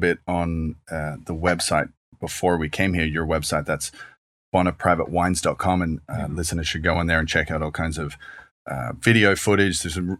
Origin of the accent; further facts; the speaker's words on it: Australia; because as an Australian, I remember growing up drinking